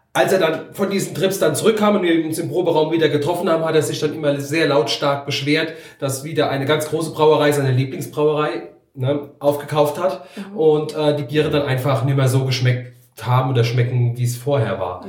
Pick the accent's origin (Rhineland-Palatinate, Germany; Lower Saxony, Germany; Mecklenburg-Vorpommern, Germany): Rhineland-Palatinate, Germany; Sausenheim; also born or lived in Moselle; der Standort hier, ist auch das ehemalige Weingut meiner Eltern. Ich bin die fünfte Generation hier auf dem Hof